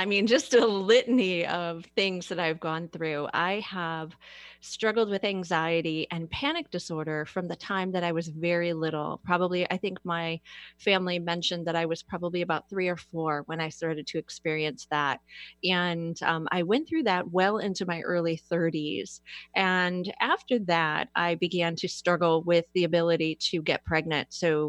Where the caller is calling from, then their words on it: Fairlawn, Ohio, United States; I am in Fairlawn, Ohio, just a little bit south of Akron.